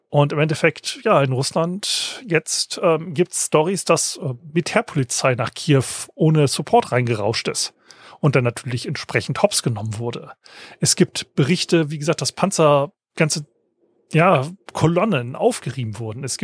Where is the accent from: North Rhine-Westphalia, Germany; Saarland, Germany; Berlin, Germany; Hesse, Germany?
Hesse, Germany; Ich meine, ich bin aufgewachsen in der Fulda Gap, ja, wo denn Tom Clancy ja im Sturm geschrieben hat